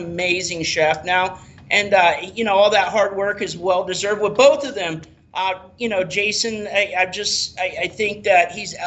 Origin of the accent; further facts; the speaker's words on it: Tampa, Florida, United States; also born or lived in Rockingham, North Carolina / St. Petersburg; I actually moved here when I was 3 days old